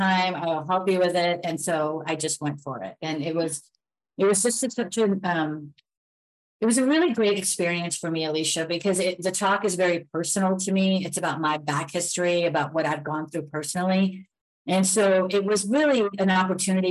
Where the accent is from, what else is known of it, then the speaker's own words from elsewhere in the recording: Elmwood Park, United States; I grew up in a town called Elmwood Park, which was predominantly Italian